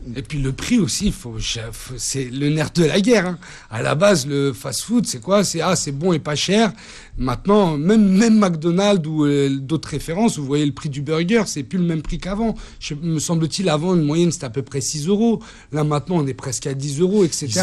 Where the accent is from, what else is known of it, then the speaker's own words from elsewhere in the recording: France; je suis français avec des origines levantines